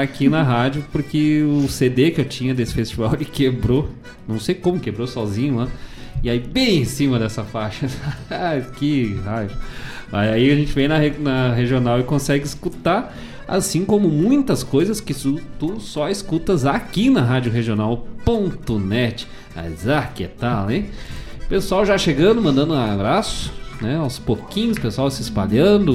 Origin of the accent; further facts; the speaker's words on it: Bom Jesus, Rio Grande do Sul, Brazil; moved away; Bom Jesus, lá na minha cidade natal, lá nas, nos campos de cima da serra